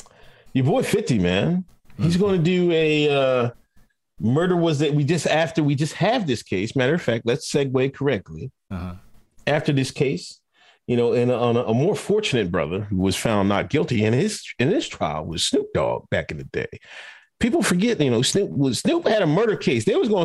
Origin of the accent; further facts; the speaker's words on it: Exton, Pennsylvania, United States; How can I be the Fed? I told you I'm from Exton, Pennsylvania, man.